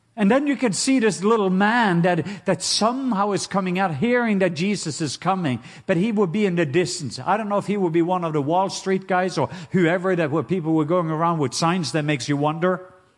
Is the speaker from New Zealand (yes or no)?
no; Norway; now in Atlanta, United States; I am Norwegian.